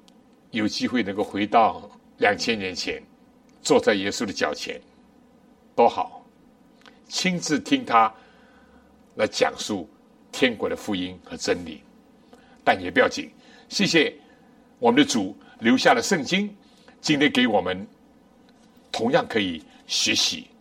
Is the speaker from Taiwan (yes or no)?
no; China; 我们中国人不难理解。我们小的时候什么咸蛋啊，鸡蛋、鸭蛋